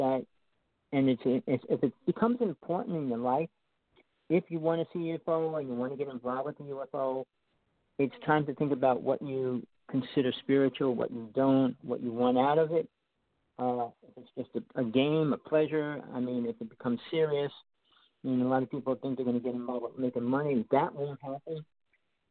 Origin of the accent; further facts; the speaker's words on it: New Jersey, United States; I grew up in New Jersey